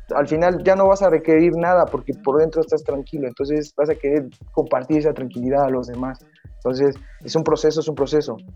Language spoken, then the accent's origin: Spanish; Mexico; also born or lived in Playa del Carmen; soy mexicano, estoy bajito